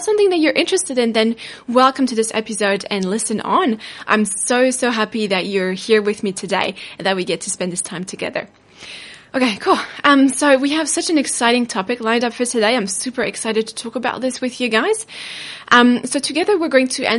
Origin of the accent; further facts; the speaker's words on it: France; now in New Zealand; I come from France, but I live in New Zealand